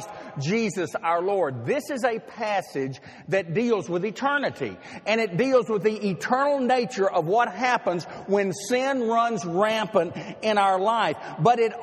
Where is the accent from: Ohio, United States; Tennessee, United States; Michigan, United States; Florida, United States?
Tennessee, United States; Nashville; moved away as an adult; Nashville is my hometown. I spent 24 years growing up there.